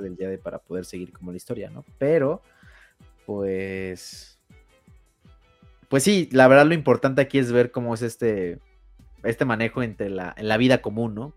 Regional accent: Mexico; Soy soy mexicano

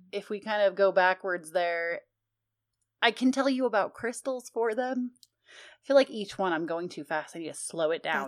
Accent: United States; I'm so American it hurts sometimes

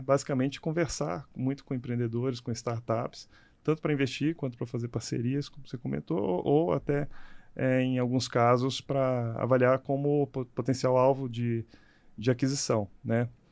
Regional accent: Minas Gerais, Brazil; eu sou de Minas Gerais

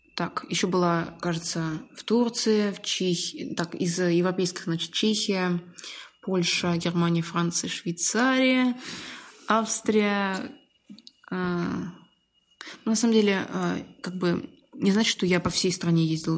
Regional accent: Dzerzhinsk, Nizhny Novgorod Oblast, Russia; и в Москве поработала бы, и в родном городе

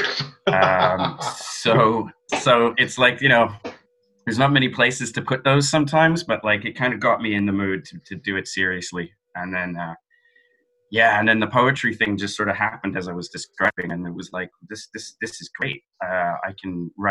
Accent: London, United Kingdom; moved away as an adult; now in Dublin, Ireland; I'm Irish. I grew up in London

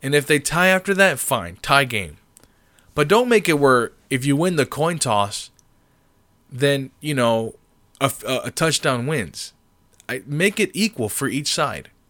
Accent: Springfield, Massachusetts, United States; I was born in Springfield, Massachusetts

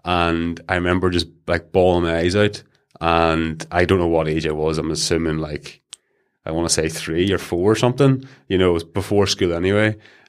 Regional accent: Leitrim, Northern Ireland, United Kingdom; So I was born and bred in a village called Leitrim. It's outside Castle Wellen, near Newcastle.

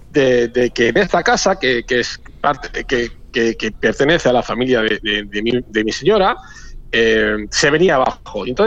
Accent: Madrid, Community of Madrid, Spain; now in Argentina; Yo soy español, yo soy español de, Madrid, para y soy pampeano, ¿eh? Hace ya. Eh, yo mm, también suelo decir mucho que, mm, que yo soy pampeano, esto, que mm, pues, más pampeano que muchos de ustedes, porque yo elegí vivir acá en La Pampa

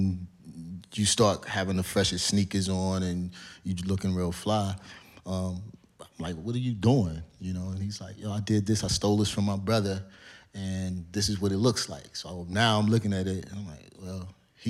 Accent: Cleveland, Ohio, United States; moved away as an adult; now in Georgia, United States; I grew up in Cleveland. I'm on the east side, in the inner city

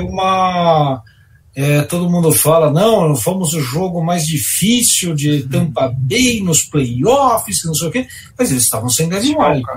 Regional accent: São Paulo, Brazil; Eu sou de São Paulo.

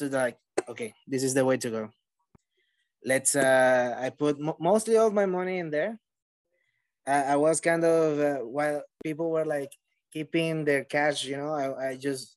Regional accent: Venezuela; moved away; since I moved from Venezuela, I'm originally from Venezuela

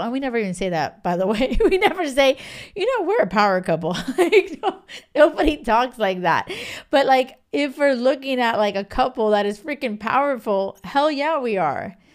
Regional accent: Miami, Florida, United States; moved away; also born or lived in a small island off the west coast of Africa; I'm from Miami

